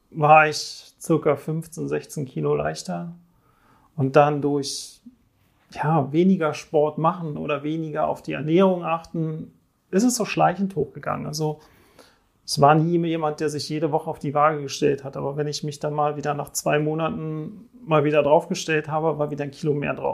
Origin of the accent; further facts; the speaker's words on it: Switzerland; ich komme aus der Schweiz, bin normalerweise, äh